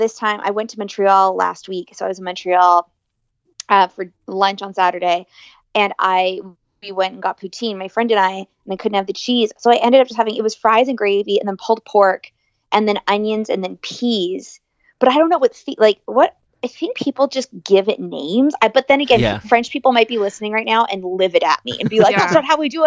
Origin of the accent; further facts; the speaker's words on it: Ireland; I'm Irish